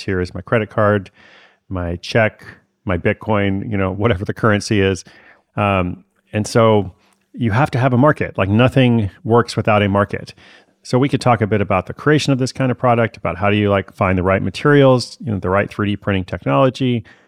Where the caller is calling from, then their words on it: Honolulu, Hawaii, United States; I'm calling from Honolulu, Hawaii.